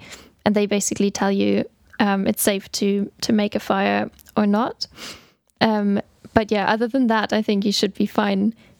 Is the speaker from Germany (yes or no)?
yes; Germany; moved away; So that wasn't really a thing where I grew up in Germany.